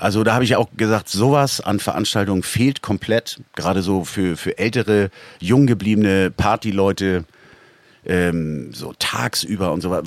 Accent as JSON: {"language": "German", "region": "Northern Germany", "country": "Germany", "said": "als Norddeutscher"}